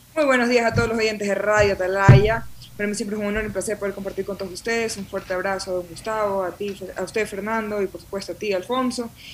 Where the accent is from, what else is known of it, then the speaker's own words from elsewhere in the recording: Guayaquil, Guayas, Ecuador; accent: súper guayaco; now in Quito, Ecuador; Guayaquil eh, eh, lo llevo en la sangre, soy guayaca 100%, de hecho aquí hasta se me ríen porque dicen que mi acento es eh, súper guayaco y orgullosa de donde vengo